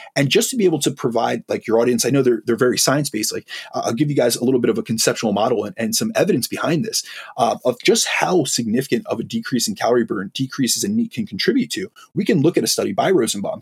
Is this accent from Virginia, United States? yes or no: no; New York, United States; I, I, am uh, from an Italian background, I'm from New York. Like we speak with our hands. I'm extremely lively. I speak really fast. This is something from the Northeast.